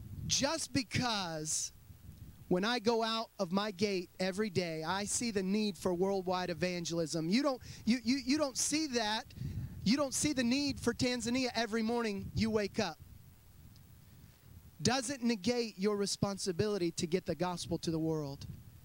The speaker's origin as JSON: {"language": "English", "country": "United States"}